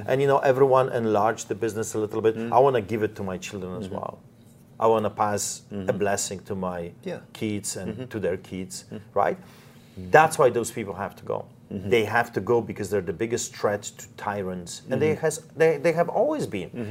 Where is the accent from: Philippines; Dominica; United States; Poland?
Poland; moved away; I grew up in Poland.